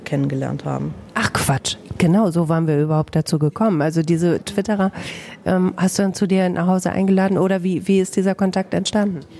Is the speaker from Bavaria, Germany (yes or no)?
yes; Bamberg, Bavaria, Germany; accent: Franconian, rolled R as in Bamberg; moved away as an adult; now in Herford, Germany